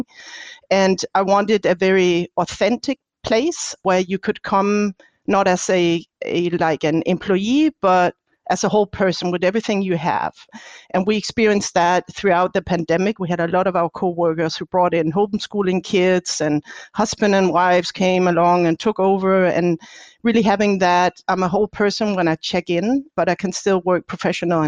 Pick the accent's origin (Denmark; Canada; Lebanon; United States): Denmark; now in Heidelberg, Germany; I'm from Denmark